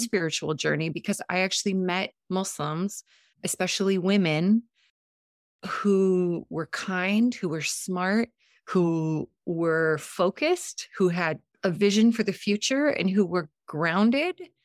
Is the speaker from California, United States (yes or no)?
yes; San Diego, California, United States; first language Montenegrin; English is a second language; also born or lived in Montenegro; I grew up in San Diego